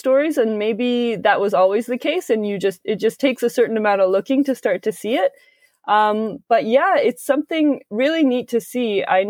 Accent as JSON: {"language": "English", "town": "Kingsville", "region": "Ontario", "country": "Canada", "tie": "born or raised there", "also_born_or_lived": "Waterloo, Canada", "lives_now": "Toronto, Canada", "said": "It was a small town. I mean, you hear lots of stories about like New York or London, but growing up in Kingsville, Ontario, less so."}